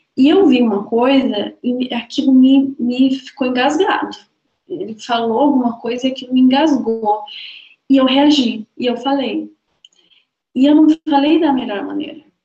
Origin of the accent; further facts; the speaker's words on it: Balneário Camboriú, Santa Catarina, Brazil; Eu sou de Balneário Camboriú